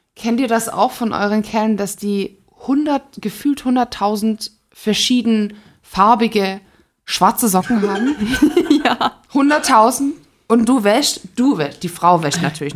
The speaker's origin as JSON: {"language": "German", "town": "Stuttgart", "region": "Baden-Württemberg", "country": "Germany", "moved": "yes", "said": "ich komme ursprünglich aus Stuttgart"}